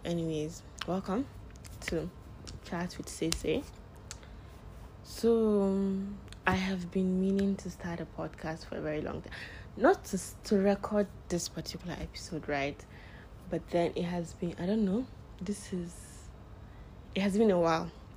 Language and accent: English; Northern Nigeria, Nigeria; I am a Nigerian, living in Nigeria. I am, what else am I? Yeah, I am a Muslim. I am from Northern Nigeria.